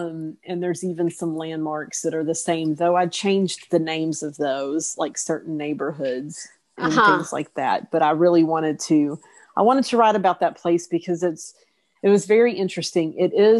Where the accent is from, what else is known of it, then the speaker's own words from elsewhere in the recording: East Texas, United States; moved away; also born or lived in Austin / Los Angeles; I grew up in East Texas in the small town in which the novel set, but I've lived in Austin and Los Angeles and urban places for so long